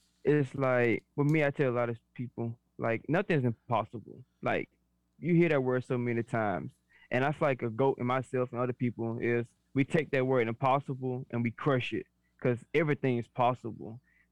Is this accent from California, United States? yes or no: no; Birmingham, Alabama, United States; accent: New Orleans; I'm originated from Birmingham, but my accent's so strong that people are like, well, you definitely tell you from New Orleans.